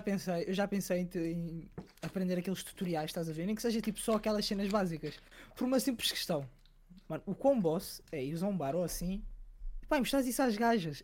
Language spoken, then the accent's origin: Portuguese; Sintra, Lisbon, Portugal; eu sou de Sintra, há uma comunidade bastante africana